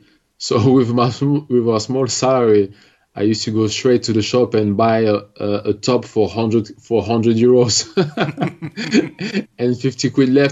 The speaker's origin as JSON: {"language": "English", "country": "France", "tie": "born or raised there", "also_born_or_lived": "Algeria / Congo", "second_language": "English", "said": "when I played around my town, my hometown, I was playing against young people that were at school with me"}